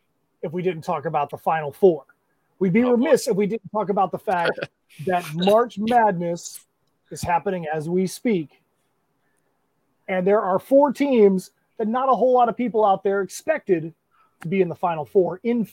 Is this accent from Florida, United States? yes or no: yes; Boca Raton, Florida, United States; That's my hometown school. As you know, I'm a North Carolina State Wolfpack fan, but I grew up 1 mile from FAU's campus, graduated in the FAU gym.